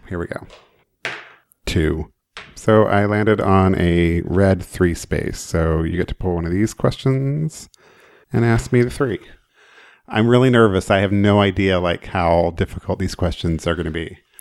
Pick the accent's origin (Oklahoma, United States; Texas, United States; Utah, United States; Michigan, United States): Oklahoma, United States; I grew up in Oklahoma, so I grew up around boots and Wranglers and farms and country music